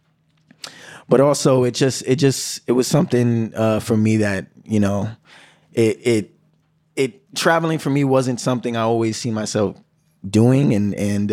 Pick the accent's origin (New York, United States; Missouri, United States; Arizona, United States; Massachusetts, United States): New York, United States; New York City; I'm from the Bronx